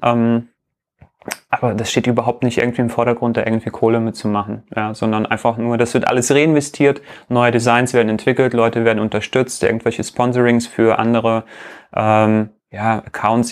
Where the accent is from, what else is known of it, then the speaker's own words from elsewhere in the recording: Riga, Latvia; moved away; in Lettland äh, mein Geburtsland, ich bin ja äh, aus Riga ursprünglich